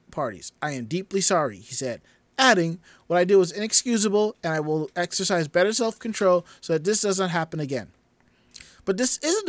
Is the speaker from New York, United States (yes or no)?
yes; New York, United States; a New Yorker